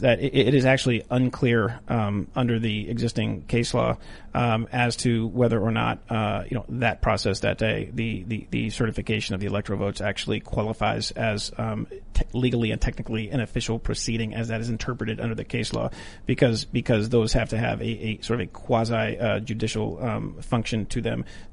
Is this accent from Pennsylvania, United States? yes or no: yes; Western Pennsylvania, United States; I'm from Western Pennsylvania.